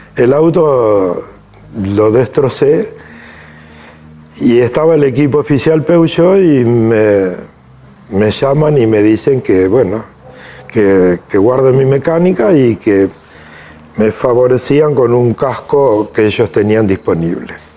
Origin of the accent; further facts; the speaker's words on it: Lobos, Buenos Aires Province, Argentina; Soy nacido en Lobos